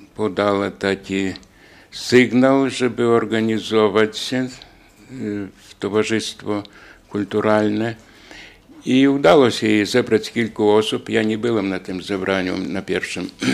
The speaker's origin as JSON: {"language": "Polish", "town": "Daugavpils", "country": "Latvia", "said": "u nas w Dyneburgu i w Rydze"}